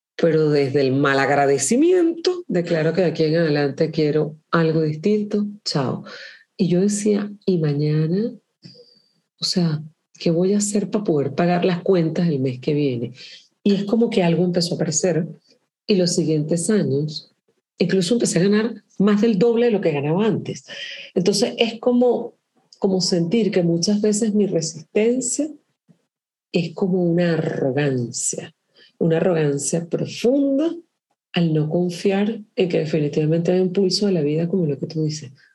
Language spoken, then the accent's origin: Spanish; Caracas, Capital District, Venezuela; moved away as an adult; also born or lived in Caribbean island; now in Chile; yo soy caraqueña